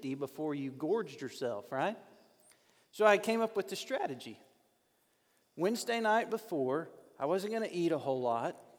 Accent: North Little Rock, Arkansas, United States; I grew up in North Little Rock, Arkansas.

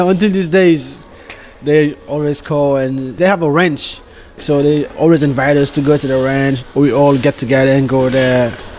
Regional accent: Senegal; English is a second language; now in United States; I'm Senegal.

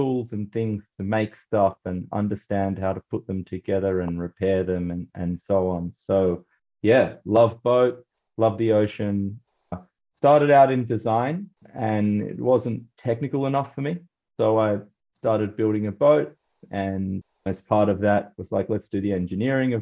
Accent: Australia; I grew up in Australia, as you can probably hear in my accent

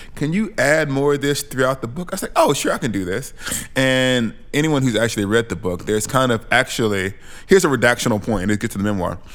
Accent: Alabama, United States; moved away as an adult; also born or lived in St Andrews, Scotland; I'm a black Southerner. I'm from Alabama, and I know what Alabama looks like, feels like

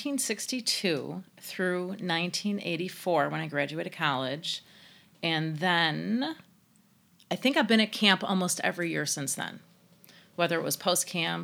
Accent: Wilmette, Illinois, United States; I grew up in Wilmette

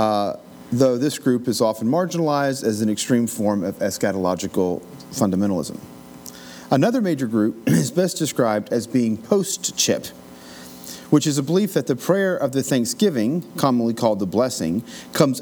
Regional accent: Appalachian Mountains, United States; Growing up in the Appalachian Mountains

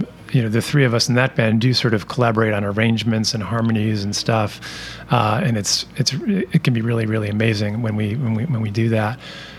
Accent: Rochester, New York, United States; Dan Miller and I grew up together in Rochester

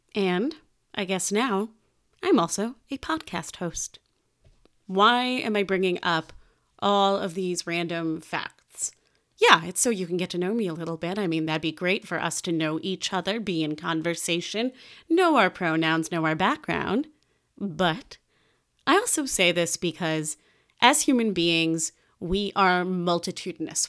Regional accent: Chicago, Illinois, United States; I grew up in Chicago, Illinois, to the aforementioned Jewish-Italian household

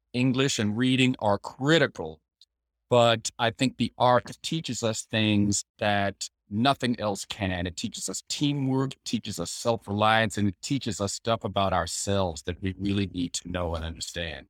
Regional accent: the South, United States; being a man of color, growing up in the South

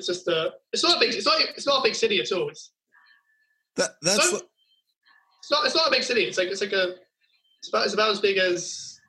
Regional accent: Surrey/Berkshire border, South East England, United Kingdom; now in Kent, United Kingdom; I'm based in Surrey, Berkshire, kind of border area, moved to Kent. This is all in, like, the south of England. There's not really an accent difference, except people from where I was originally from are a bit more refined, I guess.

